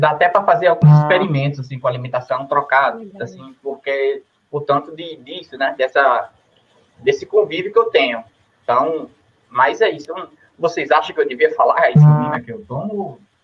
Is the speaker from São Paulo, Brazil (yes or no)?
no; Jacobina, Bahia, Brazil; sou de Jacobina, Bahia